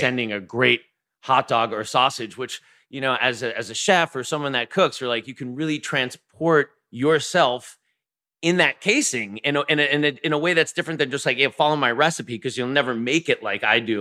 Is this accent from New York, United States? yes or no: yes; Long Island, New York, United States; growing up in Long Island